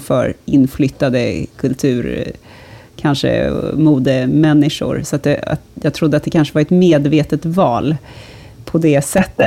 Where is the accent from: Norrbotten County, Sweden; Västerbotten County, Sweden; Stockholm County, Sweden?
Stockholm County, Sweden; Stockholm; som stockholmare